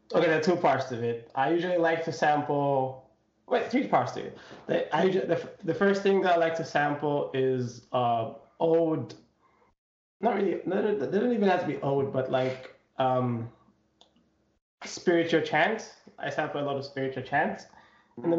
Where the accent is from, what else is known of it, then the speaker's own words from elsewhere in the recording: Zambia; I come from Zambia, and I'm half. I'm from a half Chewa, half Tumbuka tribe.